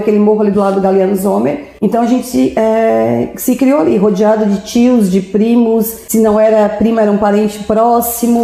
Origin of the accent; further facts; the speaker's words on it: Orleans, Santa Catarina, Brazil; Eu nasci em Orleans, né, no Hospital Santo Otília. E, e a gente já, eu morei minha vida inteira